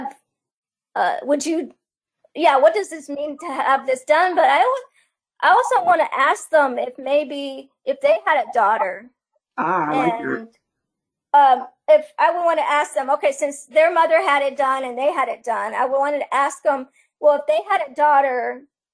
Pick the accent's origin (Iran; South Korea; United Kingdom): Iran; moved away; my home country of Iran